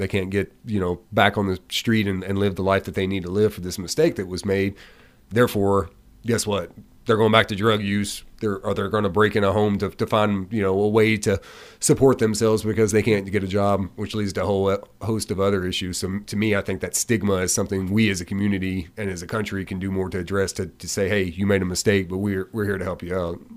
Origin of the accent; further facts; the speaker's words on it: Hopkinsville, Kentucky, United States; also born or lived in Louisville, Kentucky; now in Glasgow, United States; I'm from Hopkinsville. I've lived in the Louisville area